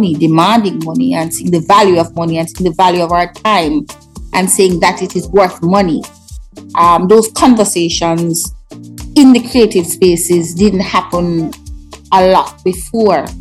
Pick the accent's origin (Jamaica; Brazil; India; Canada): Jamaica; also born or lived in New York, United States / London, United Kingdom; being Jamaican